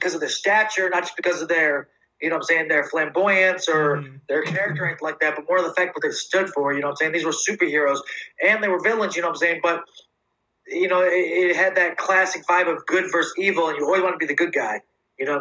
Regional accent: upstate New York, United States; moved away; I'm originally a New Yorker

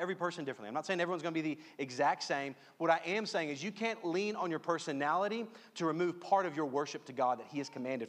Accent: Louisiana, United States; I'm from Louisiana

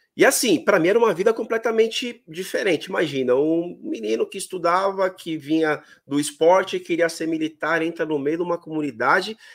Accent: São Paulo, Brazil; eu sou daqui de São Paulo. Uhum. Moro num bairro aqui chamado Vila Matilde, que é um bairro bem tradicional, e na rua aonde onde eu, eu, sempre basicamente morei quase a minha vida inteira

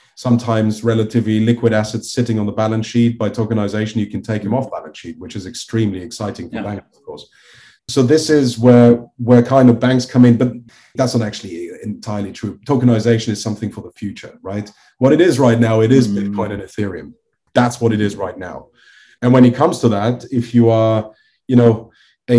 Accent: Liechtenstein; I'm originally from Liechtenstein, so it is like I grew up

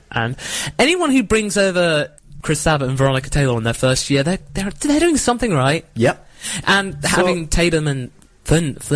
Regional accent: United Kingdom; accent: British

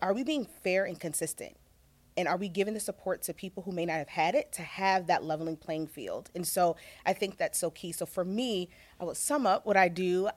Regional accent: Virginia, United States; also born or lived in Chicago; now in Los Angeles, United States; I'm a country girl at heart. So I'm originally from Virginia

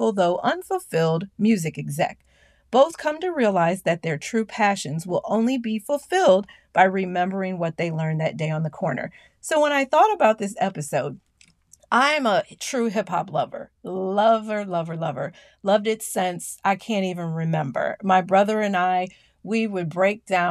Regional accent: Peoria, Illinois, United States; back in Peoria, Illinois, which is my hometown.

